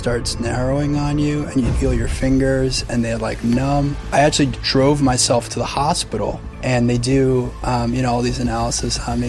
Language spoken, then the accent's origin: English; New York, United States; Well, I grew up on the North Shore of Long Island.